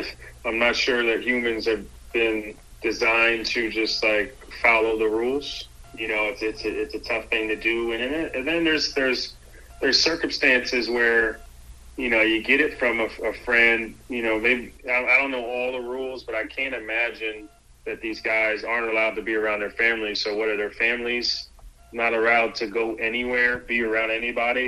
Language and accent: English; Philadelphia, Pennsylvania, United States; also born or lived in Durham, North Carolina; now in Charlotte, United States; I'm from Philly